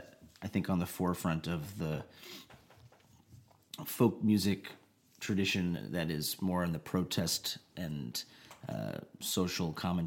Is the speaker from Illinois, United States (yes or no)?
yes; Chicago, Illinois, United States; We're both from Chicago.